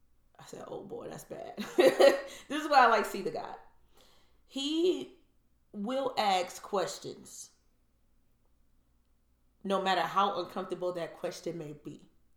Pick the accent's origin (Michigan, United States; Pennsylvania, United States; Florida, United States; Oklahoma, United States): Michigan, United States; if you get a court decision in Michigan, I'll use my home state as an example.